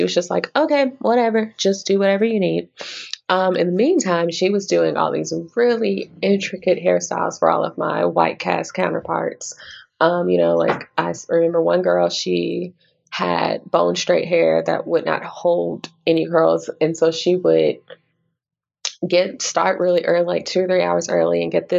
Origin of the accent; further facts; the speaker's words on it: Little Rock, Arkansas, United States; also born or lived in Okinawa, Japan; now in Kansas City, United States; I was born in Okinawa, Japan, but I grew up primarily in Little Rock, Arkansas, and I currently live in Kansas City, Missouri.